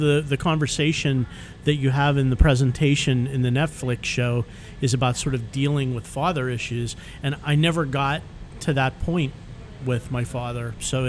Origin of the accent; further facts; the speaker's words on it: Pittsburgh, Pennsylvania, United States; Growing up in Pittsburgh.